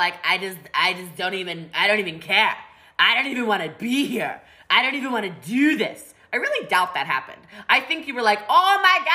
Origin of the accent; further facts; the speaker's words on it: Maryland, United States; I'm from Maryland where we have mountains.